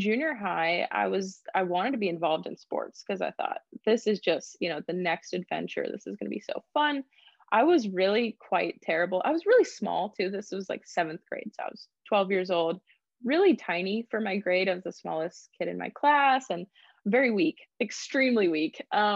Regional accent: Graham, Texas, United States; I grew up in Graham, Texas. It's a very small town

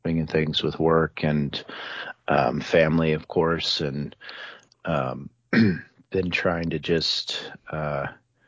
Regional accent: Iowa, United States; I grew up in Iowa, and we were avid bow hunters in Iowa for whitetail

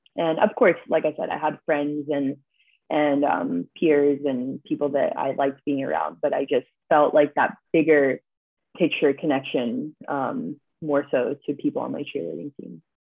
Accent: Columbus, Ohio, United States; I grew up in Columbus, Ohio

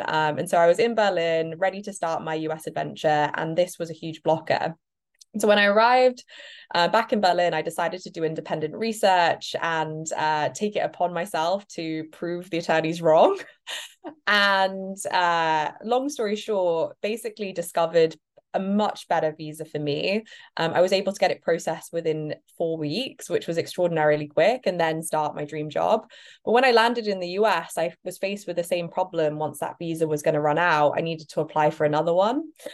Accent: United Kingdom; moved away as an adult; now in United States; perhaps you can hear my accent. I'm actually British, not American

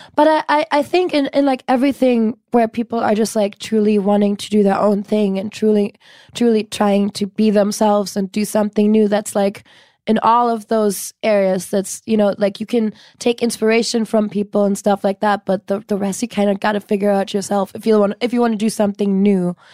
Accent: Cologne, North Rhine-Westphalia, Germany; moved away as an adult; now in Los Angeles, United States; I'm born and raised in Germany

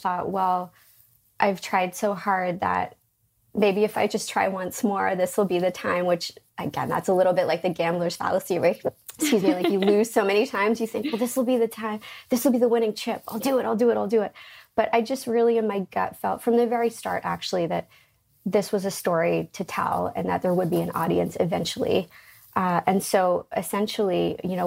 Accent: Canada; also born or lived in London; growing up in Canada as a kid in school

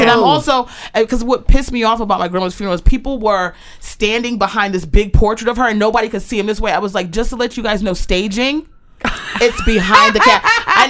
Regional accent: Aberdeen, Maryland, United States; also born or lived in Baltimore, Maryland; Born November 3rd. I was born in Baltimore, and then I was raised in Aberdeen, Maryland, right behind Aberdeen Proving Ground.

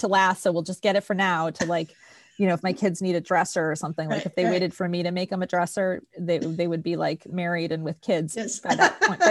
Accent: East Coast, United States; I grew up in the East Coast

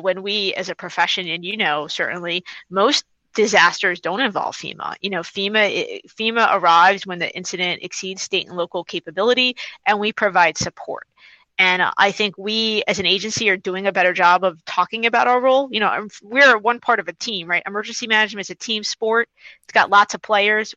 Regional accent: New York City, New York, United States; also born or lived in Washington, D.C.; I'm from New York City originally. I grew up on Staten Island

